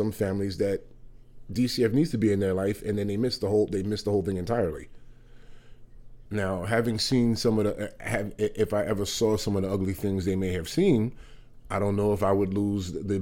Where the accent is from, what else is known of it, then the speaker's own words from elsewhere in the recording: New York City, New York, United States; moved away as an adult; now in Vermont, United States; I'm a native New Yorker. I was there until I lived and grew up in Upper West Side of Manhattan up until I was 41 years